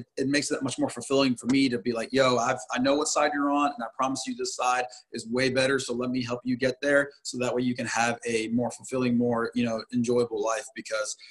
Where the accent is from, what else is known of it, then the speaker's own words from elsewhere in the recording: Concord, North Carolina, United States; So we're both from Concord, we're both 704 boys